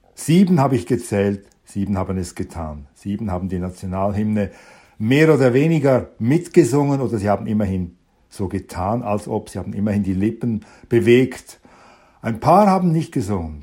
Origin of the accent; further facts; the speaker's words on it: Switzerland; meine Heimat